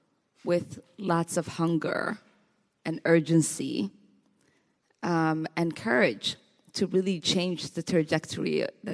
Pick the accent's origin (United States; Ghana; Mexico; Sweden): United States; Minnesota; And so even though the sub-Saharan heat in me has not totally transcended to the Minnesota in me, I have been known to walk around in D.C. without a jacket.